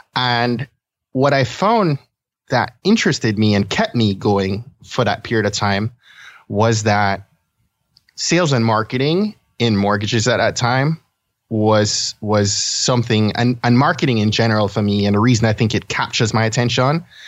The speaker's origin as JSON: {"language": "English", "town": "Kingston", "country": "Jamaica", "tie": "born or raised there", "moved": "yes", "lives_now": "Maryland, United States", "said": "I was born and I grew up in Kingston, Jamaica"}